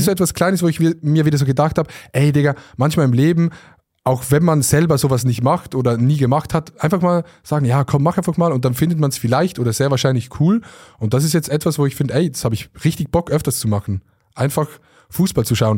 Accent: Switzerland; als Schweizer

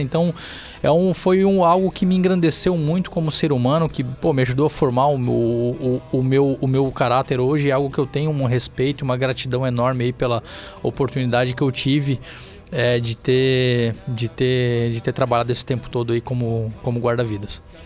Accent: Balneário Camboriú, Santa Catarina, Brazil; also born or lived in Itajaí; eu nasci aqui, eu nasci em Itajaí, mas morei minha vida inteira em Balneário Camboriú

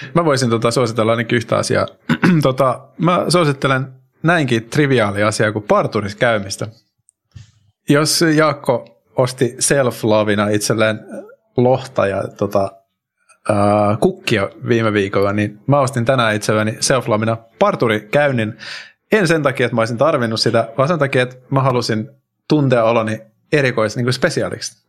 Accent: Finland; now in Spain; mä oon Suomesta

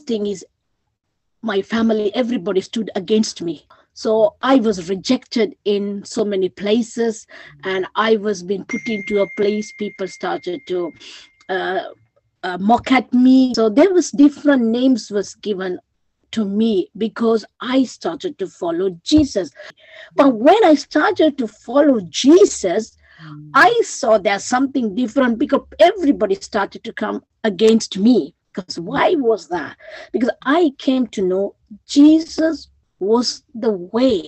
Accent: Sri Lanka; moved away; I'm originally from Sri Lanka.

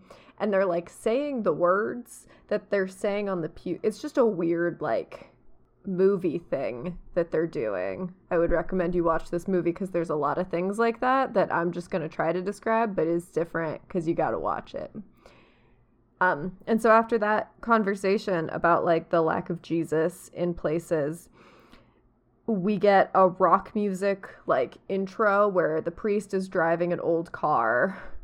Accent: United States; I am American

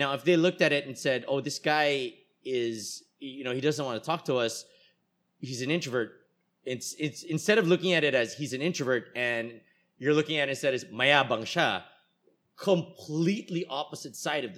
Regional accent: United States; born there; moved away; Well, I've said here on the show, I was born in the States and then I came here.

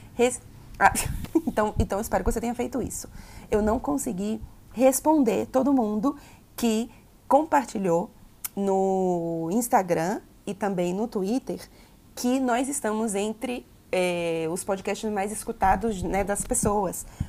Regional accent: Bahia, Brazil; accent: baianês; quando eu estou muito, muito chateada, a minha voz é puro baianês

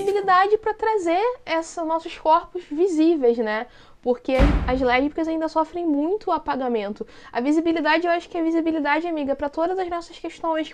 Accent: Rio de Janeiro, Brazil; sou da capital do, do Rio de Janeiro

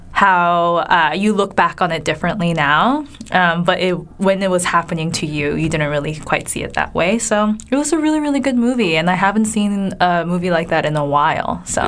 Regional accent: California, United States; I'm from California as well, and I kind of moved out here.

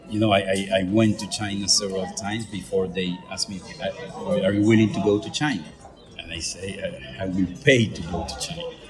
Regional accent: Venezuela; English is a second language; moved away; also born or lived in Caracas / Montreal

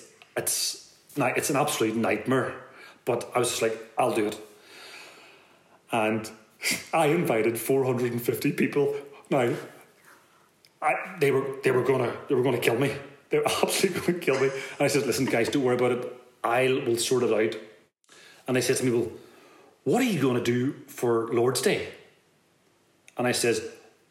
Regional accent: Belfast, Northern Ireland, United Kingdom; also born or lived in Detroit; we're all from West Belfast

